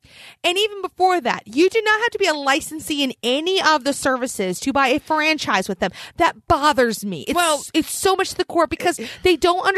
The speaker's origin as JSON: {"language": "English", "town": "Philadelphia", "region": "Pennsylvania", "country": "United States", "tie": "born or raised there", "said": "I was born in Philadelphia."}